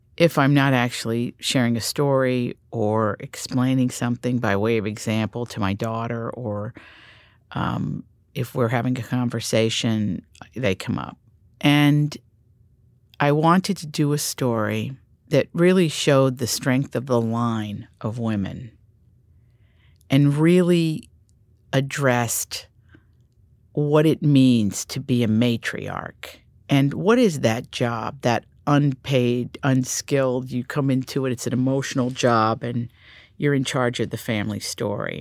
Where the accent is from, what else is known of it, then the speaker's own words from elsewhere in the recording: Appalachia, United States; I grew up in Appalachia